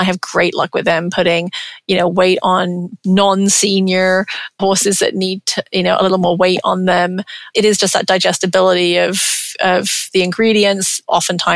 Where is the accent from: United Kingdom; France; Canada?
United Kingdom; England; moved away; I'm English, grew up in England